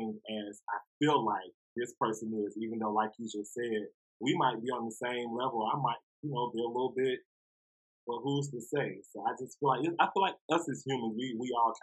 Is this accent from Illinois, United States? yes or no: no; Atlanta, Georgia, United States; I'm from Atlanta. I've been here all my life